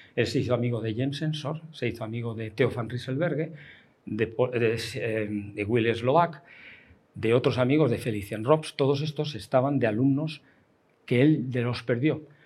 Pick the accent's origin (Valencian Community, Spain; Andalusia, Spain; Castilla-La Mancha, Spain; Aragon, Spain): Valencian Community, Spain; Alicante; yo soy nacido en Alicante